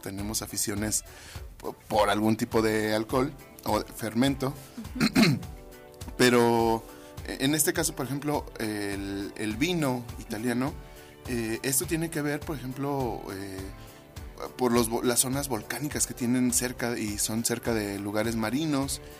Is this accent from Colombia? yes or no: no; Mexico; como mexicanos comemos muchas especias